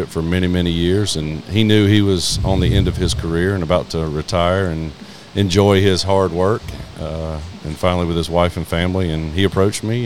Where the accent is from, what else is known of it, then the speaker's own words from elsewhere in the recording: Hendersonville, North Carolina, United States; I'm from Hendersonville, North Carolina, in the mountains